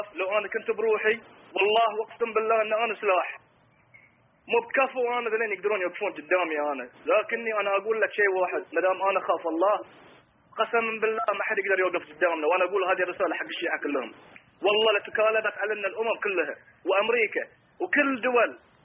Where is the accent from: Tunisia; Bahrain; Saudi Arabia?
Bahrain; انا انسان بحريني